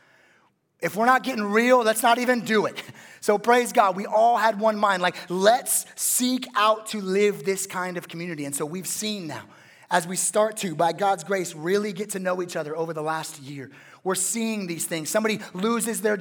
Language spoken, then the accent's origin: English; West Coast, United States; I'm a West Coast guy.